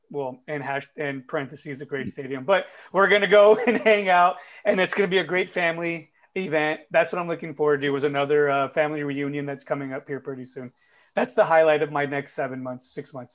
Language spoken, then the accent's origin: English; United States; we are americans